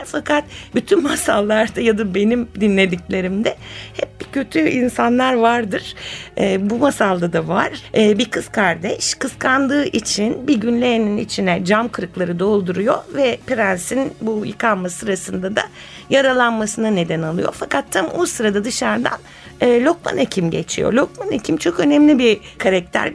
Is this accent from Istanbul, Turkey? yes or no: yes; Istanbul, Turkey; İstanbulluyum ben